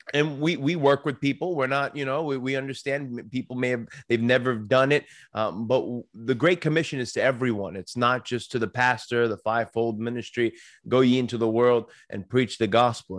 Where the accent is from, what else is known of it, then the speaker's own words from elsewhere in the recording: Long Island, New York, United States; moved away as an adult; also born or lived in Saint Louis, Missouri; now in Pennsylvania, United States; I come from New York. I grew up on Long Island.